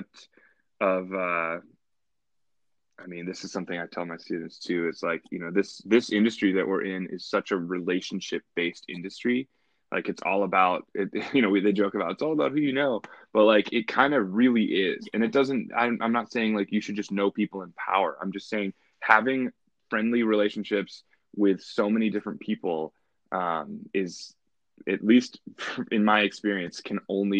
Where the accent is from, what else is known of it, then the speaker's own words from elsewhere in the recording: Savannah, Georgia, United States; moved away as an adult; also born or lived in Alexandria, Egypt; now in Chicago, United States; I was born in Alexandria, Egypt. And then when I was a kid, I moved to Savannah, Georgia. And I did, you know, like middle school, high school in Savannah.